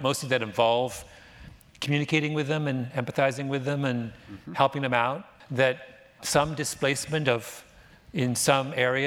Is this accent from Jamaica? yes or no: no; Canada; moved away; I'm Canadian